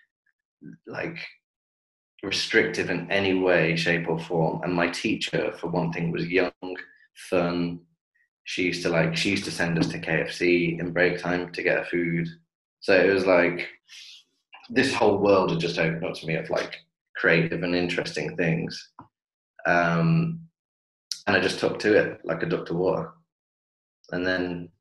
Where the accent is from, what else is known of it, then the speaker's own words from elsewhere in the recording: Coventry, West Midlands, United Kingdom; moved away as an adult; now in Dubai, United Arab Emirates; I am from Coventry in the Midlands